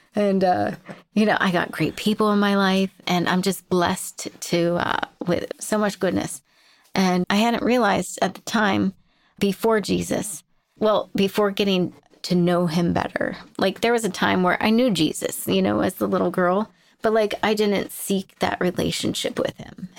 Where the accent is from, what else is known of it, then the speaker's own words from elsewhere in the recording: Jamestown, Pennsylvania, United States; I grew up in Jamestown and, uh, Pennsylvania